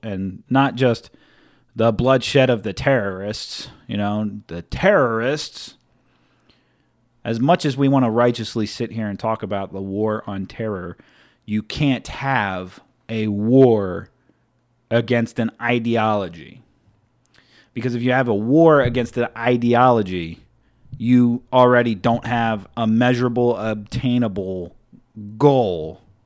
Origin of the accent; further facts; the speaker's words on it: United States; as an American